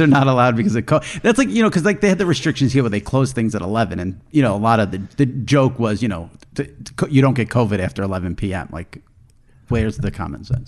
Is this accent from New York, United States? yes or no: yes; New York, United States; since I'm from New York